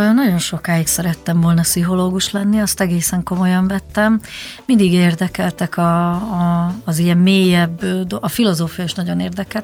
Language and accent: Hungarian; Budapest, Hungary; also born or lived in Zalaegerszeg, Zala County, Hungary; elég korán, négy éves koromban felköltöztünk Budapestre